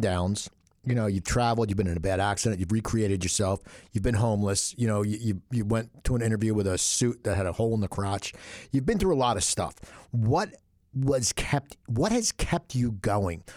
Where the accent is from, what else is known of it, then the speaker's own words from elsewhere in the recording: Cherry Hill, New Jersey, United States; moved away; also born or lived in West Coast, United States; I'm from Cherry Hill, but I was on the West Coast and I was away for twenty-five or twenty-six years.